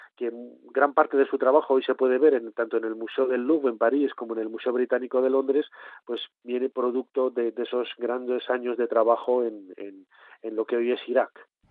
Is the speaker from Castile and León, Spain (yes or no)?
yes; Valladolid, Castile and León, Spain; yo vengo de una familia muy humilde de, de Valladolid, aunque nací en León